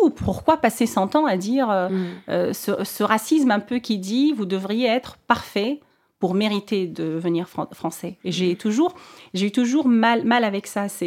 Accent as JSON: {"language": "French", "country": "Tunisia", "said": "elle se rend compte que je suis tunisienne, donc on commençait à parler en, en arabe."}